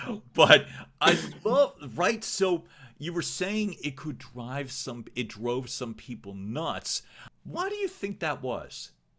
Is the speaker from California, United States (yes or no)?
no; Philadelphia, Pennsylvania, United States; I grew up in Northeast Philadelphia